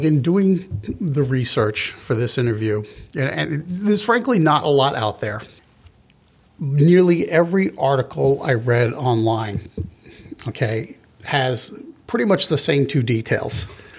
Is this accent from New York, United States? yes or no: yes; Long Island, New York, United States; I grew up on Long Island, and there was a pretty big Jewish population in that town.